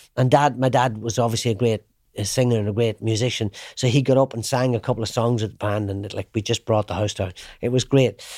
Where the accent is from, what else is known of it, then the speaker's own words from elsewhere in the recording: Ireland; I knew where I came from. I'm an Irishman